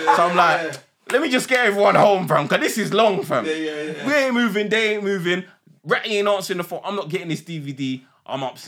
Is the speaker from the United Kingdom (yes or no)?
yes; London, United Kingdom; I'm from East.